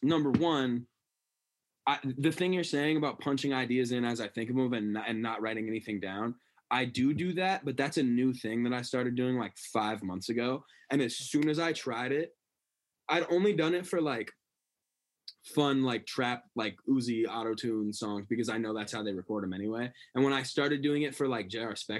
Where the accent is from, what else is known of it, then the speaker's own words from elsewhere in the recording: Bangor, Maine, United States; my first show in my hometown